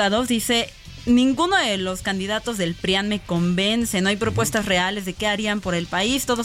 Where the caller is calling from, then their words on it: Colima, Mexico; Soy … de Colima.